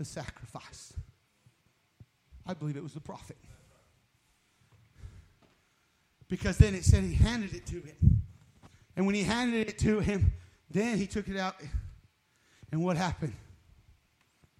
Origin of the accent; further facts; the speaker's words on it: New Mexico, United States; I'm from New Mexico